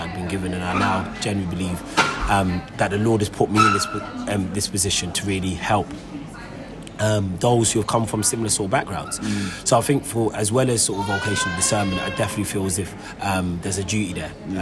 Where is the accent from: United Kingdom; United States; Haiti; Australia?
United Kingdom; London; also born or lived in Enfield; Grew up in North London, Tottenham. That's where I grew up